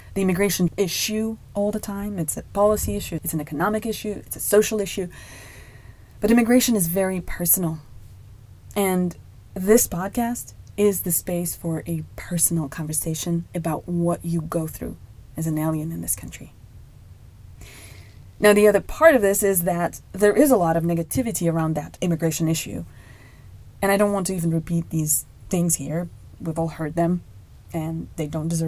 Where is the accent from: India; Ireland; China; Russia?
Russia; Moscow; moved away as an adult; now in United States; I was born and raised in Moscow, Russia